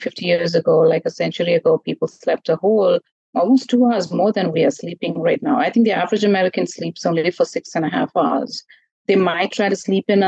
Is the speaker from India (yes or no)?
yes; India; I grew up in India as well